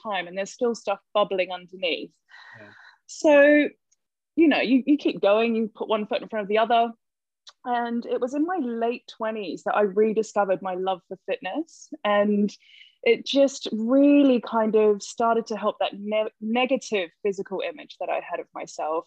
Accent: New Zealand; accent: Kiwi; moved away as an adult; now in London, United Kingdom; I'm a Kiwi. That's the accent

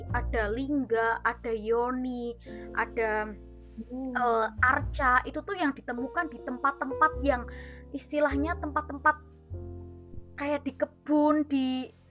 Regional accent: Temanggung, Central Java, Indonesia; Oh, kalau aku sendiri dari Temanggung.

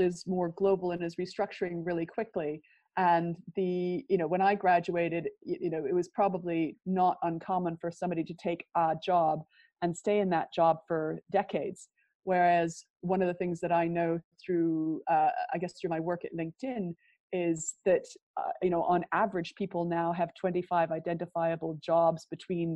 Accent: Prince George, British Columbia, Canada; moved away as an adult; also born or lived in Vancouver, Canada; now in United Kingdom; I grew up in Prince George, which is a lumber town about 500 miles north of Vancouver

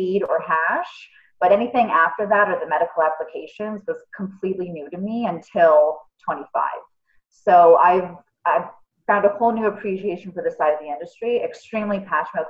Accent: Toronto, Ontario, Canada; I'm from Toronto, born and raised

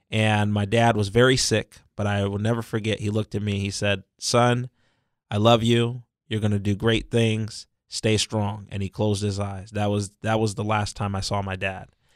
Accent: San Diego, California, United States; I was born and raised right here in San Diego County. I was born at Mercy Hospital in Hillcrest

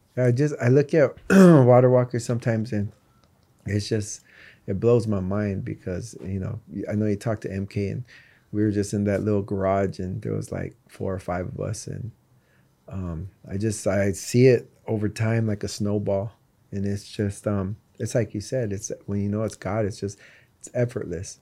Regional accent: East Coast, United States; also born or lived in Tucson, Arizona; I was born in Tucson. I was raised on the East Coast.

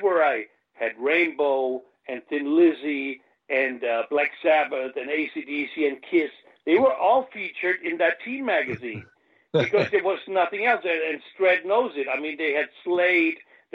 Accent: Mannheim, Baden-Württemberg, Germany; accent: American; English is a second language; now in Munich, Germany; I am from Germany. I grew up in Mannheim, you know, so there was a lot of American barracks there, a lot of GIs, you know. So I hung out with the army brats, you know, which I guess I got more of an American than a British accent

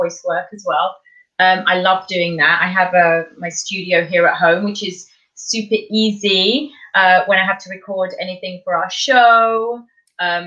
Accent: Kent, South East England, United Kingdom; moved away as an adult; also born or lived in Bournemouth, England / London, England; now in Montreal, Canada; I was born in Kent in the south of England, where I grew up there with my mum, my dad, and my sister

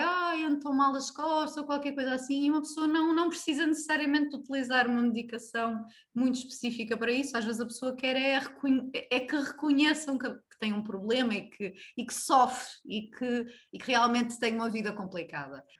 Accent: Braga, Norte, Portugal; sou natural de Braga

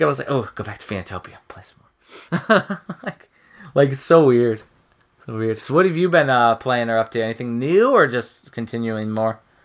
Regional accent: Midwest, United States; moved away; I'm from the Midwest.

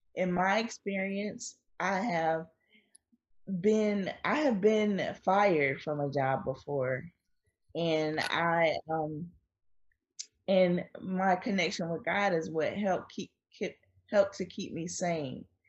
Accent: Wilmington, North Carolina, United States; I was born in Wilmington, North Carolina, on the coast

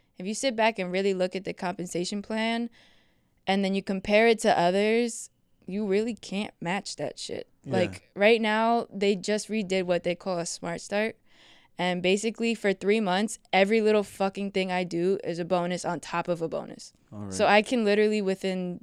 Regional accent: Houston, Texas, United States; moved away as an adult; also born or lived in Secaucus, New Jersey; now in upstate New York, United States; when I was about 3 or 4 years old, I moved to Houston, Texas

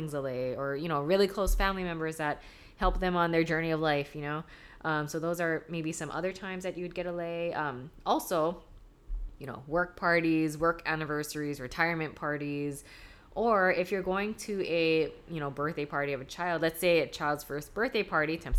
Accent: Hawaii, United States; I'm not Hawaiian, I'm Japanese, but I've right. lived here like my whole life.

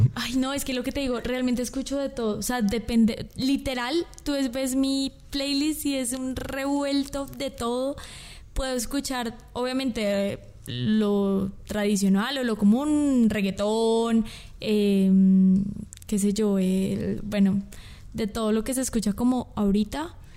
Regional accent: Colombia; now in Guatemala; yo soy colombiana

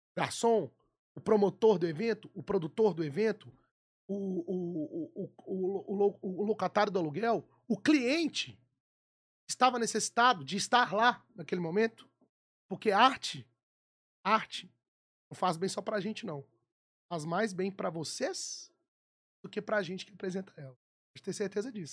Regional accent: Belo Horizonte, Minas Gerais, Brazil; eu sou nascido e criado no Mineirão torcendo pro Galo

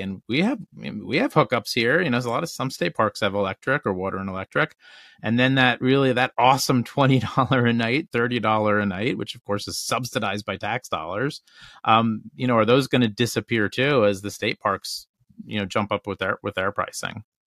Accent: Northeast, United States; we're from the Northeast

